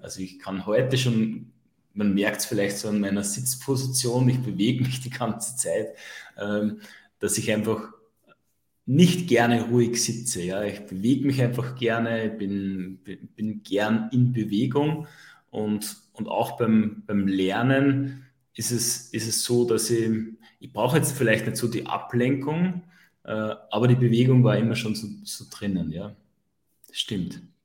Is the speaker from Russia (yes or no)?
no; Upper Austria, Austria; bei uns in Oberösterreich sagt man das Sturschädeln dazu